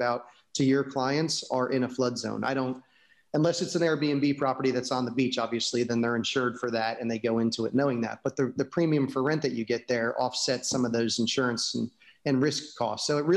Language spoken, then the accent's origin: English; New Jersey, United States; also born or lived in California / New York; now in Florida, United States; I grew up in New Jersey